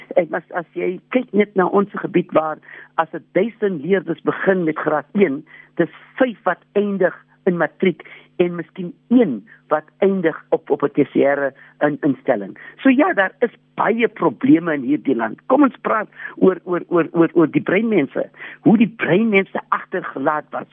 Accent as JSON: {"language": "Afrikaans", "country": "South Africa", "said": "ons is tog almal Suid-Afrikaners."}